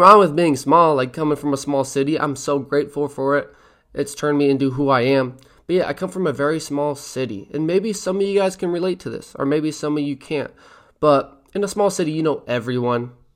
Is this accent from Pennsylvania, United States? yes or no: no; Mill City, Oregon, United States; I'm from Mill City, Oregon